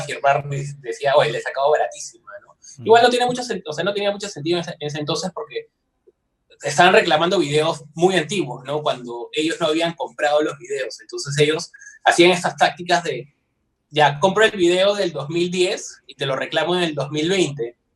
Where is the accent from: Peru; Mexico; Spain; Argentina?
Peru; soy de Perú